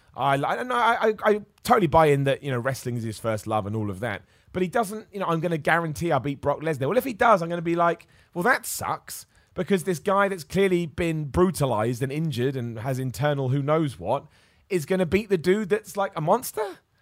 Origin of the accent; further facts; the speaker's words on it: Luton, East of England, United Kingdom; I'm gonna be in Luton, my hometown